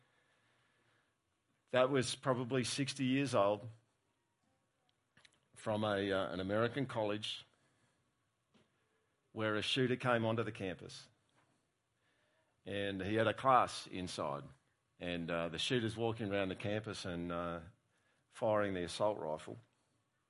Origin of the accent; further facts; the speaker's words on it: Australia; as an Australian